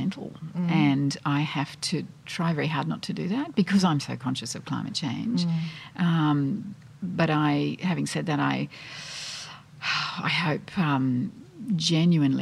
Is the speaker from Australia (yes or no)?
yes; Australia; now in London, United Kingdom; I'm Australian